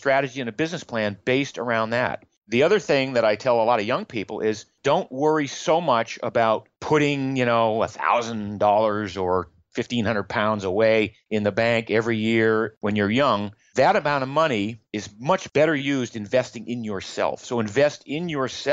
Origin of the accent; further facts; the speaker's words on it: Maine, United States; I grew up in Maine in the U.S.